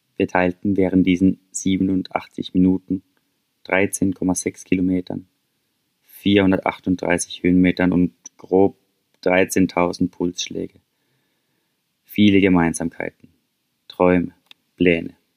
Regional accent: St. Peter, Baden-Württemberg, Germany; now in Norway; St. Peter, mein Heimatdorf

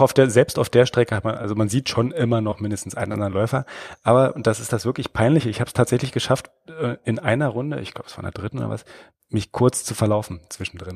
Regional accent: Germany; now in Baden-Württemberg, Germany; ich komme aus dem klassischen mm, Niemandsland so in der Mitte, ja. ich sag mal so, so irgendwo dazwischen Berlin und Hannover

